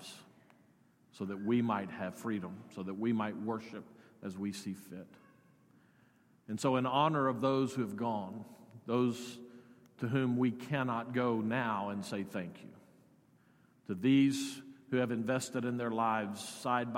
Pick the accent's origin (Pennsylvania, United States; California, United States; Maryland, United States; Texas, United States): Texas, United States; Odessa; Teresa and I grew up in Odessa